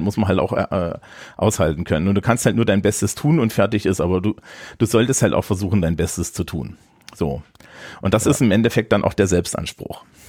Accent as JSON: {"language": "German", "region": "Thuringia", "country": "Germany", "tie": "born or raised there", "moved": "yes", "said": "Thüringens, meiner Heimat"}